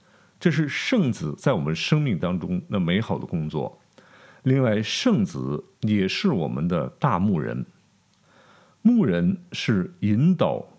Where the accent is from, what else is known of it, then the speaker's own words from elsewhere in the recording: China; 我们中国人常有一句话叫“平安就是福”，啊，我们追求平安。